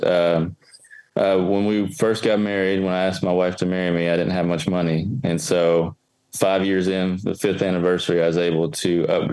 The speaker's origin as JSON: {"language": "English", "region": "Kentucky", "country": "United States", "tie": "born or raised there", "said": "I grew up in Kentucky"}